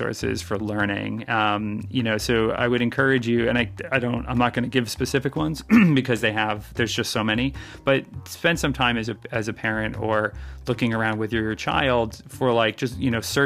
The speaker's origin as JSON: {"language": "English", "town": "New York City", "region": "New York", "country": "United States", "said": "I'm from Manhattan. I'm recording in the Bronx"}